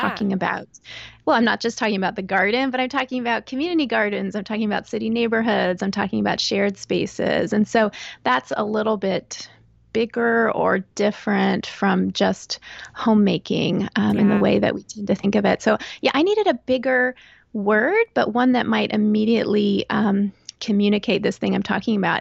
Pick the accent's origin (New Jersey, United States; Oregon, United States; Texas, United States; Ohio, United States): Texas, United States; moved away as an adult; also born or lived in Northern Virginia / Chicago / Northern Florida / southeastern Pennsylvania; now in Pennsylvania, United States; So I grew up in Texas, and that's where I uh, went to college, met and married my husband.